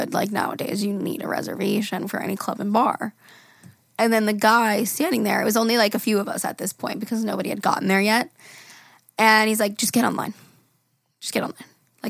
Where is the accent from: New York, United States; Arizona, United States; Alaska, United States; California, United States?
New York, United States; Long Island; I'm from Long Island